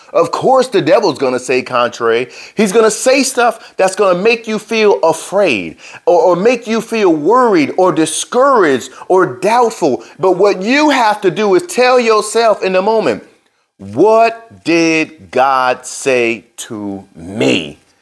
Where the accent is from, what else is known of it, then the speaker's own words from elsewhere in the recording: New Jersey, United States; I grew up in Jersey, in New Jersey.